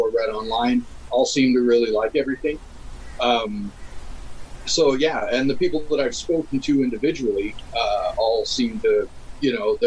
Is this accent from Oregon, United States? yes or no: no; Southern California, United States; born or raised there; moved away as an adult; also born or lived in Alaska / Seattle; now in Tacoma, United States